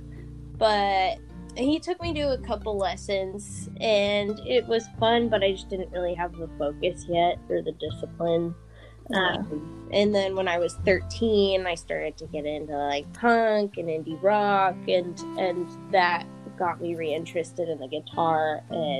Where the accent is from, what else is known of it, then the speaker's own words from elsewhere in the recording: Monterey, California, United States; also born or lived in San Francisco, California; I was in Monterey, California